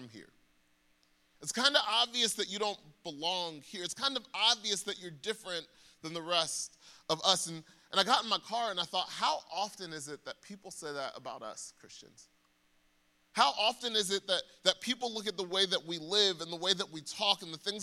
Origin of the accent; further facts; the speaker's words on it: Atlanta, Georgia, United States; I'm from Atlanta